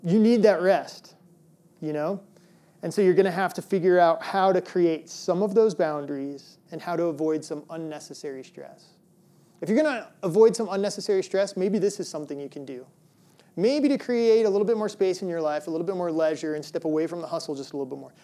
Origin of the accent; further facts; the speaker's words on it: Midwest, United States; moved away; I grew up in the Midwest, and we actually had snow days, like real snow days